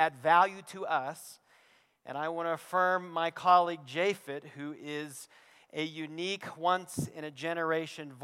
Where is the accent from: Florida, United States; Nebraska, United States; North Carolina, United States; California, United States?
North Carolina, United States; Western; moved away; I grew up in Western North Carolina, on the other side of the continent, and we have mountains there